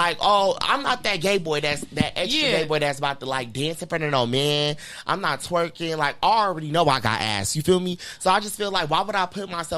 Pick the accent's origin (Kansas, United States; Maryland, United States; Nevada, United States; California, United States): Nevada, United States; North Las Vegas; I grew up just down the street from here.